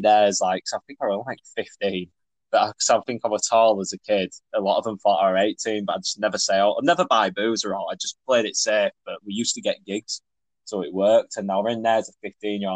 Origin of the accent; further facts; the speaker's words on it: Leeds, Yorkshire and the Humber, United Kingdom; I'm a musician from Leeds